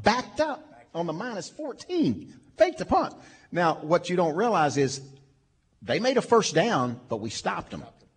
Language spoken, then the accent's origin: English; Little Rock, Arkansas, United States; We loved growing up in Little Rock